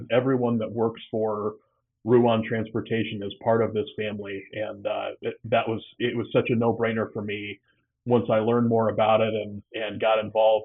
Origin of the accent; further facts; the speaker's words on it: just outside Iowa City, eastern Iowa, United States; also born or lived in Cedar Falls, Iowa; So I'm an Iowa kid, born and raised. I grew up over in the eastern part of the state, just outside of Iowa City